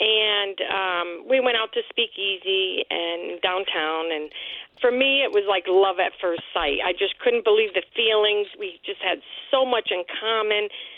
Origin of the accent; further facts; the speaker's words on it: Casselberry, Florida, United States; I'm from Castleberry.